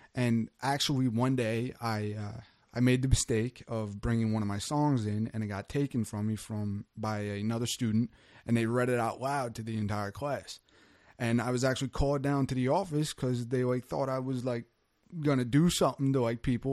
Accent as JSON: {"language": "English", "town": "Wildwood", "region": "New Jersey", "country": "United States", "tie": "born or raised there", "also_born_or_lived": "Cape May Court House, New Jersey", "moved": "as an adult", "lives_now": "Woodbine, United States", "said": "I'm from Wildwood"}